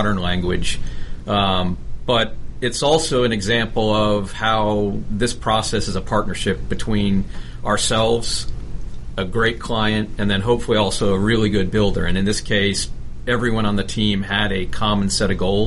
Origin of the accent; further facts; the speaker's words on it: South Florida, United States; I grew up in South Florida